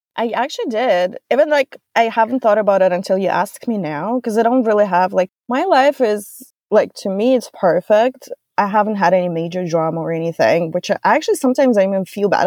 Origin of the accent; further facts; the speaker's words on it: Russia; moved away as an adult; now in United States; I'm from Russia originally